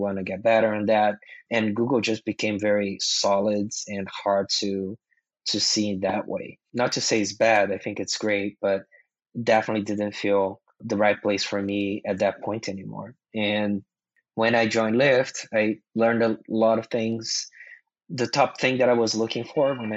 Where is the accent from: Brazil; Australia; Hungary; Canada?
Brazil; English is a second language; moved away as an adult; also born or lived in Mountain View, California; now in United States; English is my second language. English is not something that we learn in schools in Brazil